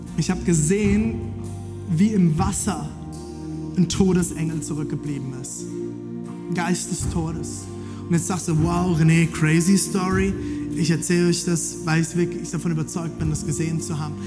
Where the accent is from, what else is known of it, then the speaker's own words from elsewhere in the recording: Germany; Ich bin Deutscher